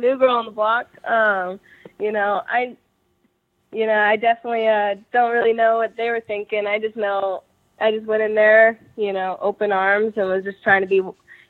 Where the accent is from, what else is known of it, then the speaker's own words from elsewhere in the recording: Tampa, Florida, United States; I'm from Tampa, Florida